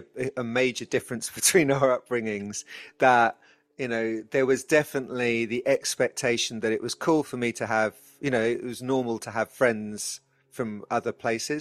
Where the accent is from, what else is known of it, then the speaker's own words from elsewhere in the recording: United Kingdom; as a British Jew